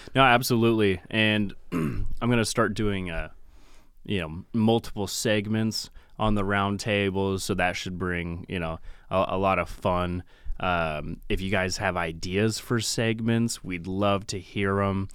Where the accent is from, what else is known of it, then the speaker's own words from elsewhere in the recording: Pacific Northwest, United States; from the Pacific Northwest